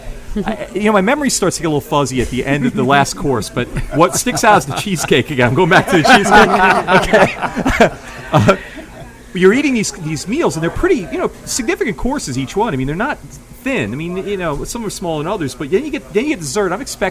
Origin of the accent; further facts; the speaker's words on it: New York, United States; now in New Orleans, United States; I grew up in New York